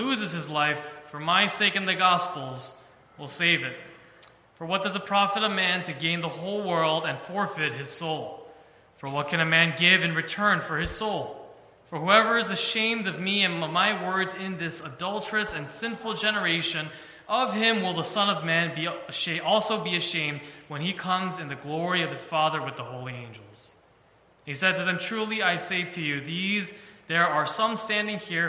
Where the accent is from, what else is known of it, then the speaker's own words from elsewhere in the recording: New York City, New York, United States; moved away as an adult; now in Philadelphia, United States; I am originally from New York City. That's where I was raised